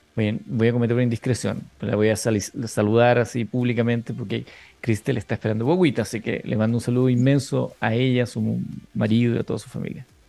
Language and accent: Spanish; Chile; nosotros como, como chilenos